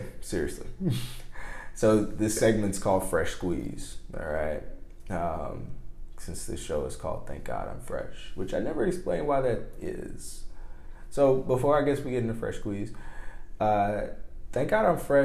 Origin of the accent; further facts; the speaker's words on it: Mobile, Alabama, United States; she is from Mobile. She's from my hometown